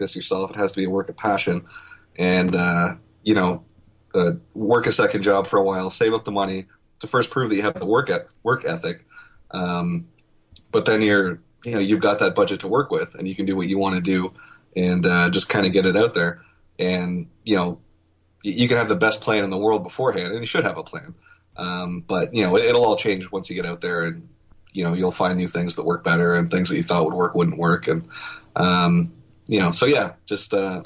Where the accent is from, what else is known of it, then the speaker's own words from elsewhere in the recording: Canada; now I'm Canadian